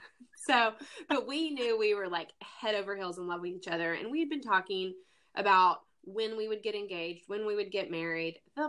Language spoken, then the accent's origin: English; the South, United States; But being the Southern lady that I am and growing up in the Bible Belt, you try to pretend that you don't know.